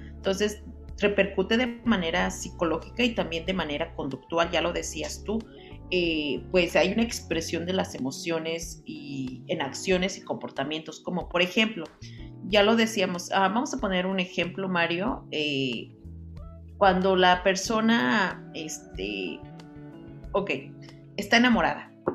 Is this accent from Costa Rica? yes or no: no; Mexico; nosotros como buenos mexicanos